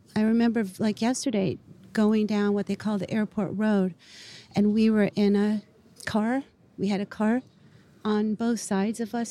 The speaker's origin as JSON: {"language": "English", "town": "Beirut", "region": "Beirut Governorate", "country": "Lebanon", "tie": "born or raised there", "moved": "yes", "said": "I was born in Beirut"}